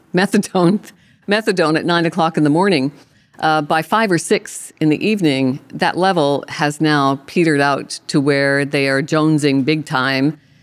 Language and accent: English; Canada; I'm Canadian